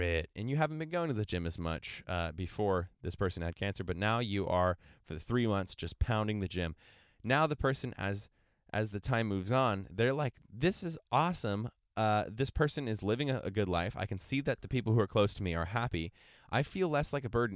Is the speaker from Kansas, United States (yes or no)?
no; San Diego, California, United States; I'm from San Diego, California